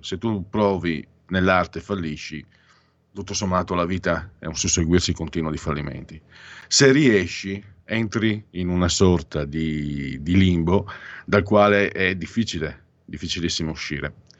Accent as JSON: {"language": "Italian", "area": "Venice area", "region": "Veneto", "country": "Italy"}